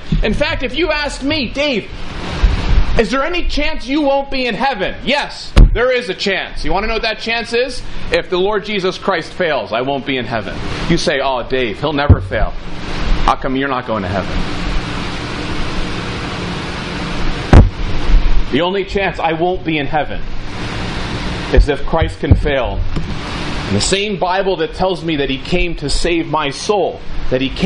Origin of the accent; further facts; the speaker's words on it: Ridgewood, New Jersey, United States; I was born in Valley Hospital, Ridgewood, New Jersey